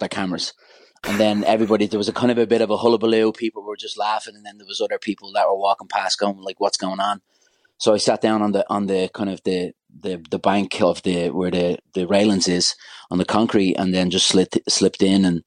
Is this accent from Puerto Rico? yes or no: no; Dublin, Leinster, Ireland; I'm from Ballyfermot in Dublin